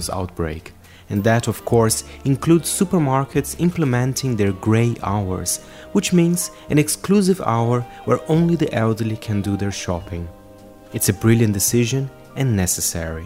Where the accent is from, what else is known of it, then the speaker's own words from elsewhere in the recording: Brazil; moved away; my home country, Brazil